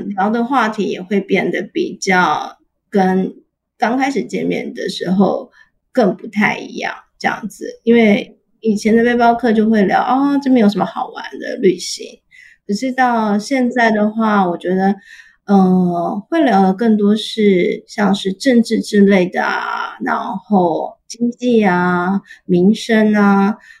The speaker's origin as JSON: {"language": "Chinese", "country": "Taiwan", "said": "我就说我台湾人"}